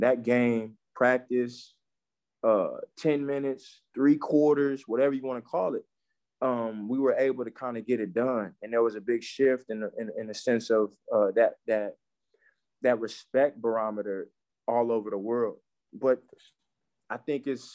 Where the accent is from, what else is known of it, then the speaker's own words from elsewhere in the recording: Nigeria; I'm Nigerian